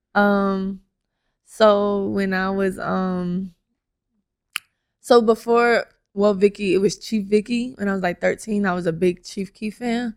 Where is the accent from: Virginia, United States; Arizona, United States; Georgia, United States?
Georgia, United States; Atlanta; I currently live in Atlanta